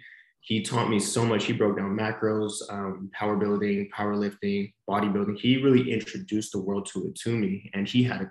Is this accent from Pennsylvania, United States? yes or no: no; Monterey, California, United States; moved away as an adult; now in San Diego, United States; I was born and raised in Monterey, California, which is about 8 hours up north from San Diego